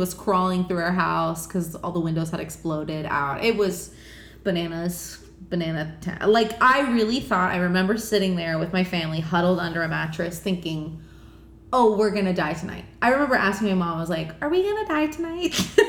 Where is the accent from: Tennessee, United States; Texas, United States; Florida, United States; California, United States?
Florida, United States; Miami; we're both from Miami